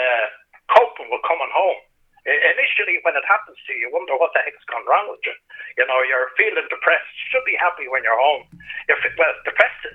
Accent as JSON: {"language": "English", "country": "Ireland", "said": "I'm Irish"}